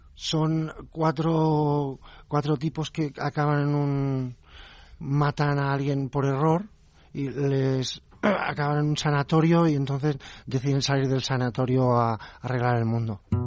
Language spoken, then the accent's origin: Spanish; Catalonia, Spain; Yo soy catalán, no, no nacionalista